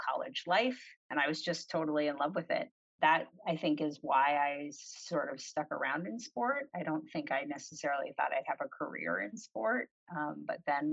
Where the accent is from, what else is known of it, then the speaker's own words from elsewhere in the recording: Rhode Island, United States; moved away as an adult; Most of the folks in my hometown stay in Rhode Island for college